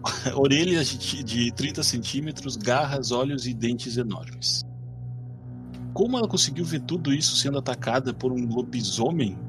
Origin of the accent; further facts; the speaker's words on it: Rivera, Uruguay; now in Erechim, Brazil; eu não sou daqui, né? Daqui de Erechim. Uh, eu sou de Rivera, Uruguai, que é fronteira com Santana do Livramento